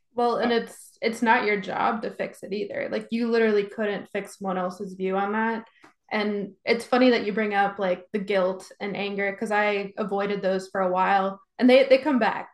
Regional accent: Texas, United States; growing up in Texas

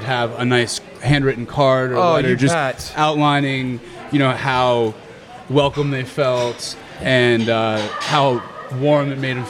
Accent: Atlanta, Georgia, United States; I'm from Atlanta.

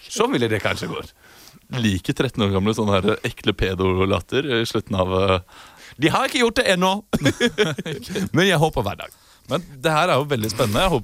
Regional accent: Munich, Bavaria, Germany; akkurat som Hans Hjertere kommer jeg fra Tyskland. fra, fra, München. Det er ingen havneby

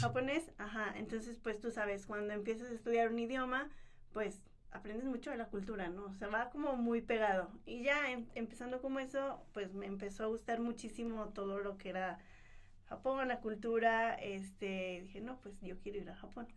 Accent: Mexico; nosotros como mexicanos

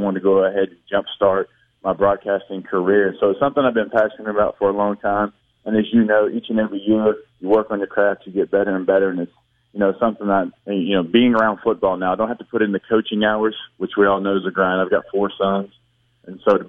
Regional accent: Shreveport, Louisiana, United States; I'm from Shreveport.

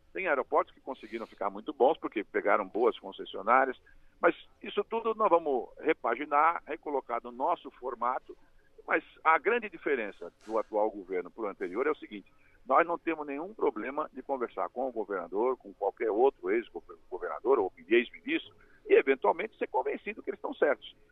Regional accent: São Vicente, São Paulo, Brazil; Eu venho de São Vicente, a cidade que criou o primeiro porto do, do, da história do país, né? o, o Porto das Naus, e, e, estou ao lado, né? vivi ao lado de Santos

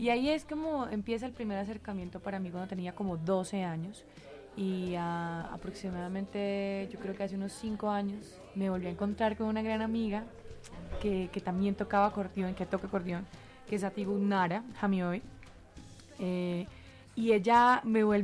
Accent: Bucaramanga, Santander, Colombia; born there; realmente yo nací en Bucaramanga eh, y fue muy importante para mí poder ir a la ciudad donde este instrumento como que más se usaba.

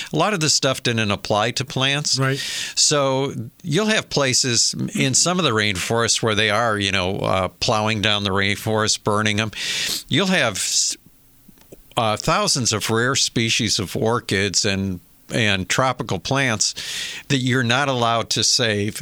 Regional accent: Michigan, United States; I remember as a kid growing up in Michigan

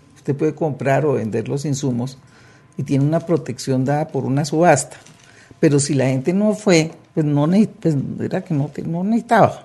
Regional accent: Colombia; aquí en Colombia

